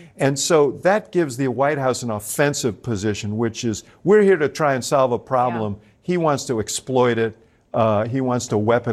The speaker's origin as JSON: {"language": "English", "town": "Chicago", "region": "Illinois", "country": "United States", "said": "I come from Chicago."}